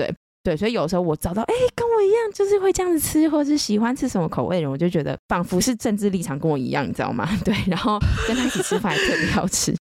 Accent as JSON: {"language": "Chinese", "region": "Taipei", "country": "Taiwan", "also_born_or_lived": "Xindian, New Taipei", "said": "我们两个台北人，"}